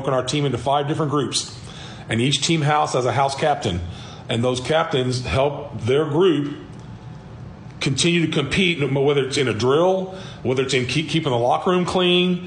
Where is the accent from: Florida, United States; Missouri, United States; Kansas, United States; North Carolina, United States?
Missouri, United States; Cape Girardeau; moved away as an adult; also born or lived in Middle Tennessee; now in Fredericktown, United States; graduated from Cape. I was from Cape.